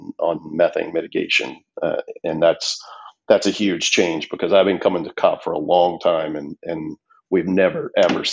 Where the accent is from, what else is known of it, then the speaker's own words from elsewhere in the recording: Denton, Texas, United States; moved away as an adult; also born or lived in Republic of the Congo; I'm originally from Texas. I grew up north of Dallas in what was a somewhat small town at the time. It's not so small anymore, Denton, Texas. I spent most of my young life in Texas